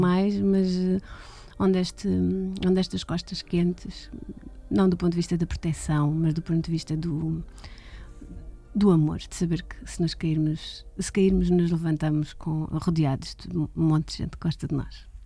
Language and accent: Portuguese; Portugal; born or raised there; also born or lived in London